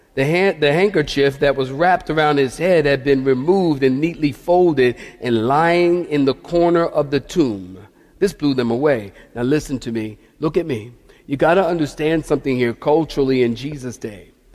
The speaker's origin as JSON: {"language": "English", "town": "Philadelphia", "region": "Pennsylvania", "country": "United States"}